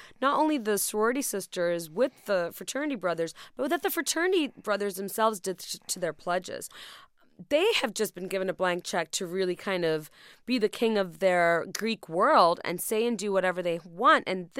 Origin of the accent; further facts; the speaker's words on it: Dhaka, Dhaka Division, Bangladesh; moved away; I'm from Dhaka